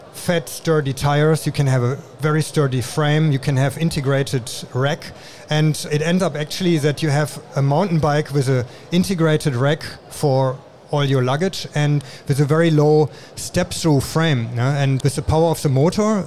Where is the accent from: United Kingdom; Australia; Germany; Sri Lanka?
Germany; moved away as an adult; now in Taiwan; I'm originally from Germany and I'm in Taiwan already since 20 years